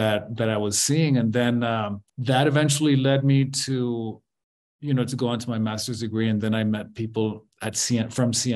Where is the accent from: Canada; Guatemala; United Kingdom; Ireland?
Guatemala; when I was growing up in Guatemala, when I was a teenager in the early 80s